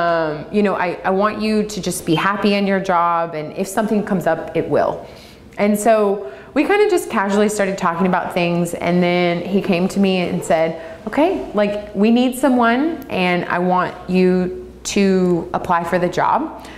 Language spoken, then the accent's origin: English; the South, United States; Growing up in the South, your community is everything.